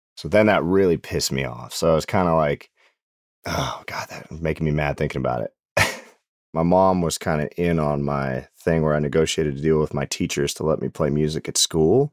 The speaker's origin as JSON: {"language": "English", "town": "Butte", "region": "Montana", "country": "United States", "tie": "born or raised there", "moved": "as an adult", "lives_now": "Nashville, United States", "said": "my hometown called Butte, America"}